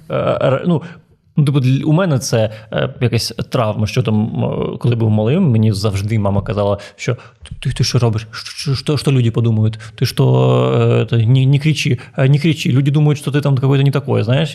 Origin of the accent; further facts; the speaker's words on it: Transnistria, Moldova; now in Ukraine; місто в Придністров'ї, в якому я жив